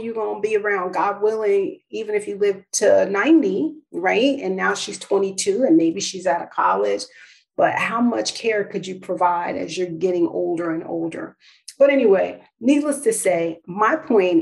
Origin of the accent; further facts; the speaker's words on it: New York, United States; moved away; also born or lived in New Jersey; I'm from New York